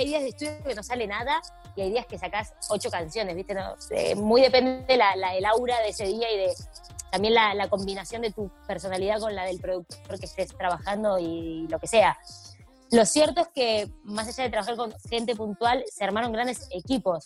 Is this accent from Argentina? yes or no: yes; Argentina; Nosotros pues somos argentinos y por supuesto saben mi historia desde el día cero en mi país